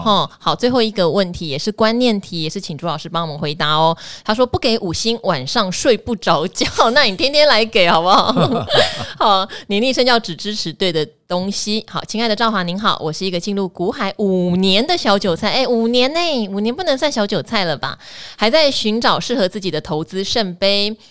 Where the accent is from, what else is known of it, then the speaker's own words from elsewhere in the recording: Pingtung County, Taiwan; 我从小在屏东长大，念到屏东女中毕业